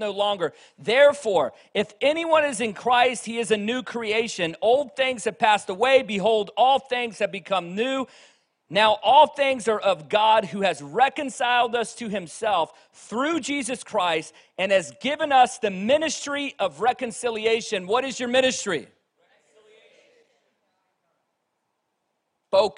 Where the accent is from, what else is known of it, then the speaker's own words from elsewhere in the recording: Virginia, United States; moved away; also born or lived in Reading; I grew up in Virginia, where you could throw a rock and hit three churches by accident